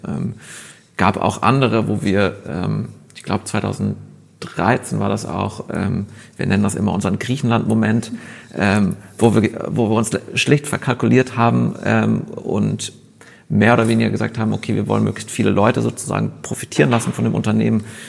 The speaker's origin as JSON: {"language": "German", "town": "Munich", "region": "Bavaria", "country": "Germany", "tie": "born or raised there", "also_born_or_lived": "Westphalia", "moved": "as an adult", "lives_now": "Berlin, Germany", "said": "meine Geschichte beginnt in, muss ich immer dazu sagen, in Westfalen. Ähm, bin aber groß geworden in München"}